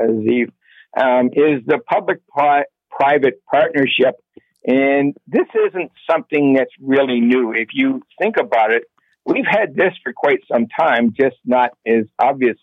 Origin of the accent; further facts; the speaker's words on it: Toronto, Ontario, Canada; now in Guelph, Canada; I grew up in Scarborough when it was safe